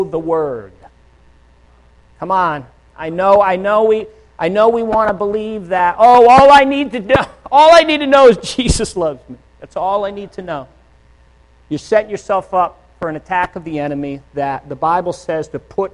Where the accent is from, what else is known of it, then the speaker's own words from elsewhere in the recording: Northeast, United States; moved away; I'm from the Northeast